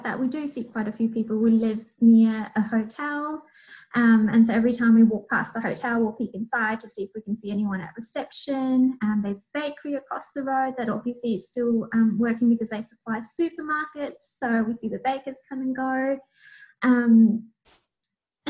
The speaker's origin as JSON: {"language": "English", "country": "Fiji", "moved": "yes", "said": "I'm originally from Fiji"}